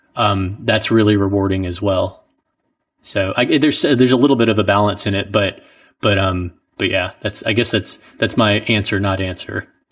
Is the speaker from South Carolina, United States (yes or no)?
yes; Orangeburg, South Carolina, United States; moved away; growing up in Orangeburg